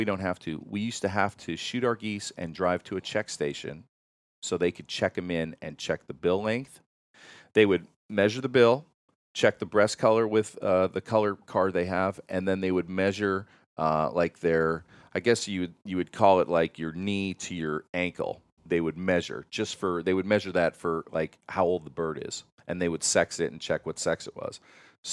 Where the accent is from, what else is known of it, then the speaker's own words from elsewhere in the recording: Pennsylvania, United States; Listen, I love shooting big honkers. I grew up in Pennsylvania.